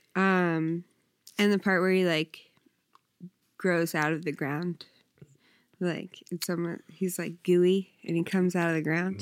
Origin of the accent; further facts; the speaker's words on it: New Jersey, United States; I'm from South Jersey.